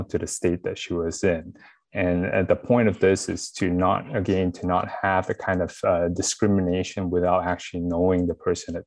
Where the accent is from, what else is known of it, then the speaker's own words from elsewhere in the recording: Malaysia; now in Washington, D.C. area, United States; I'm actually also from Malaysia.